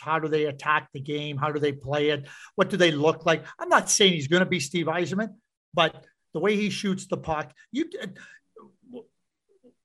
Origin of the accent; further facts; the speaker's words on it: Montreal, Quebec, Canada; growing up in Montreal.